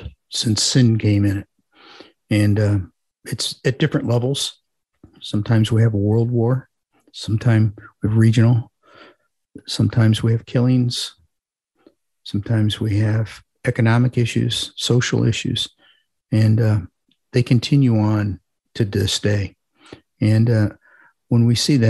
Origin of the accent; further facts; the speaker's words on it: Parma, Ohio, United States; I grew up in a suburb of Cleveland called Parma